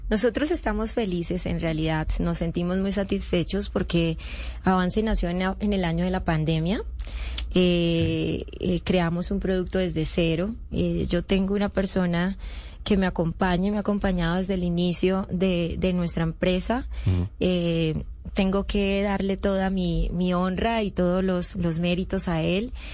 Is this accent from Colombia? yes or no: yes; Colombia; moved away; also born or lived in Venezuela; yo soy colombiana, eh, tengo condición de población retornada de Venezuela. Viví 15 años en Venezuela